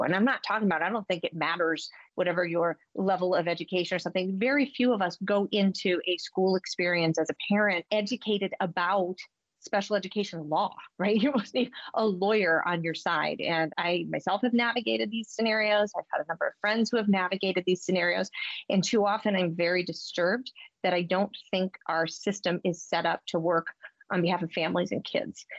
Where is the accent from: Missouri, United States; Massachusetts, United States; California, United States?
Massachusetts, United States; my home state